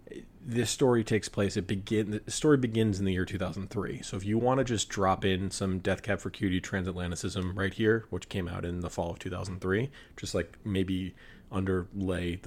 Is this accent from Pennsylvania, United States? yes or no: no; Rhode Island, United States; And I'm from Rhode Island. I grew up in Rhode Island.